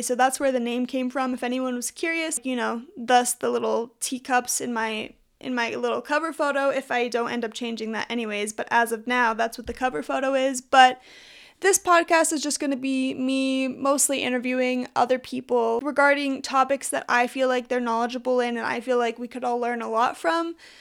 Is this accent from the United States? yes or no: yes; Utah, United States; I'm from Utah